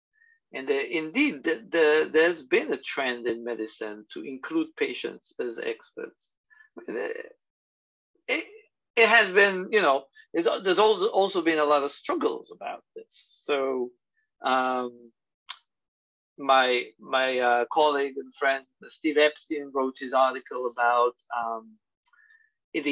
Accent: Israel; moved away as an adult; also born or lived in Tel Aviv / Los Angeles; now in New York, United States; my experiences growing up in Israel

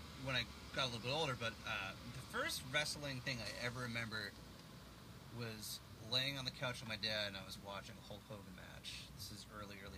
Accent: Groveland, Massachusetts, United States; I grew up in Groveland, Massachusetts

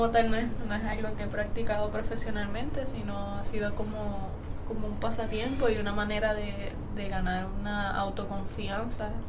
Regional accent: Aguadilla, Puerto Rico; also born or lived in Hormigueros; now in Moca, Puerto Rico; Yo soy natural de Aguadilla, pero hemos estado también en hormigueros

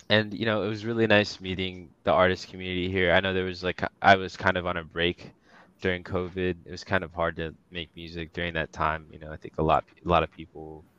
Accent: Washington, D.C. / Northern Virginia, United States; born or raised there; also born or lived in Bangladesh

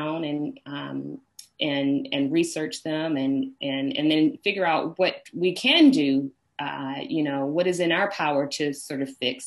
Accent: Washington, District of Columbia, United States; moved away as an adult; also born or lived in Atlanta, Georgia; now in Brooklyn, United States; where I grew up, born and raised in Washington, D.C., the middle of seven children

